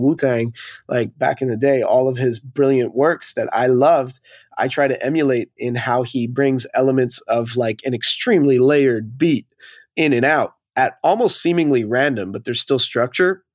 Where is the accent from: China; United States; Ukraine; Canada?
Canada; Montreal, Quebec; moved away as an adult; now in Toronto, Canada; born and raised in Montreal. now living in Toronto for the last